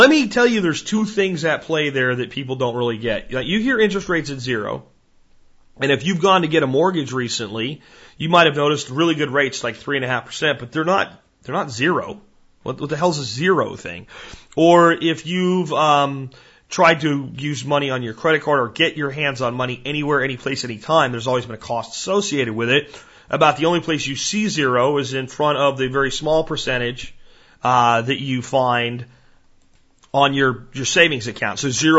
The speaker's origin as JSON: {"language": "English", "region": "Florida", "country": "United States", "tie": "born or raised there", "also_born_or_lived": "New Jersey / Pennsylvania", "said": "I was born in Jersey and grew up in Florida and Pennsylvania."}